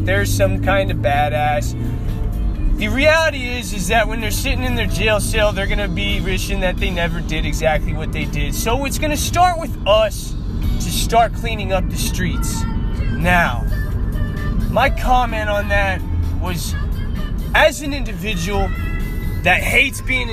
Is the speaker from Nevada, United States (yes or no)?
yes; North Las Vegas, Nevada, United States; growing up in North Las Vegas